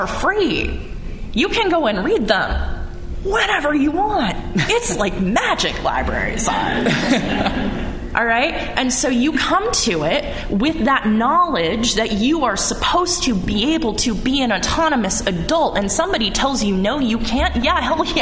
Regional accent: United States; because I am an American.

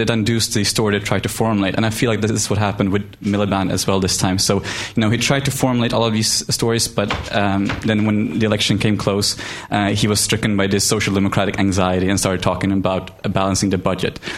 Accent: Sweden; moved away as an adult; now in London, United Kingdom; Um, I study here at LSE and I'm from Sweden.

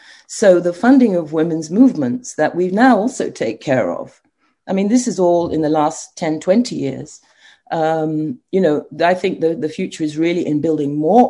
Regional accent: Nigeria; now in Ghana; it's such an outrage for me as a Nigerian professor to admit that my country and Ghana, where I'm now working, have the highly educated women, the lowest in politics.

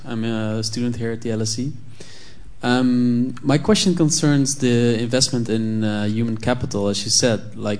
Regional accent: Netherlands; moved away as an adult; now in United Kingdom; I'm from the Netherlands.

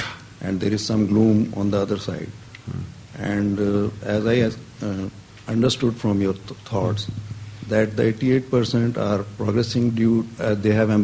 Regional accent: Pakistan; I'm from Pakistan.

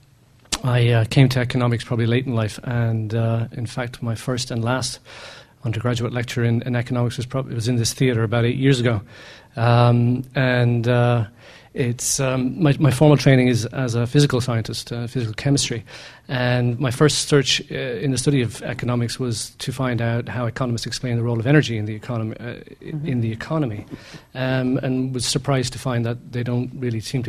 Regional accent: Ireland; you probably gather from my accent, I'm from Ireland

